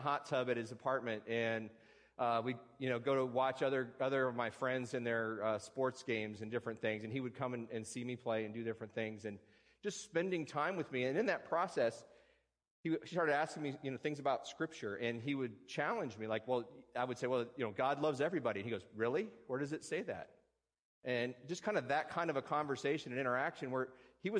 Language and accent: English; Tucson, Arizona, United States; moved away as an adult; also born or lived in West Virginia; now in Alaska, United States; I can claim West Virginia as my home state, but I grew up in Tucson, Arizona